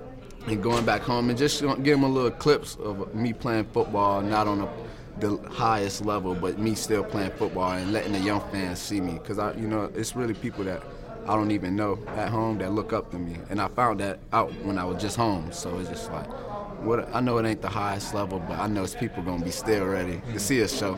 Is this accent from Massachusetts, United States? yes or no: no; Virginia, United States; I'm from Virginia, but we don't have a Canton, Ohio, you know.